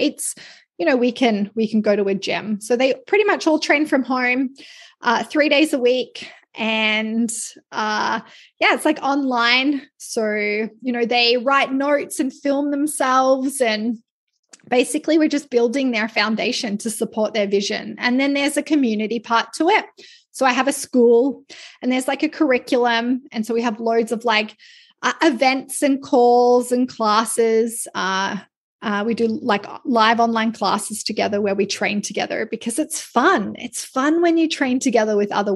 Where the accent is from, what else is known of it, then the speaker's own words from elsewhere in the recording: Australia; now in Canada; I'm Australian